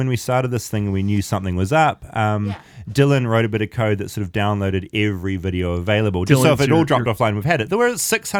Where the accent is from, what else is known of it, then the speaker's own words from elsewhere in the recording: New Zealand; as a New Zealander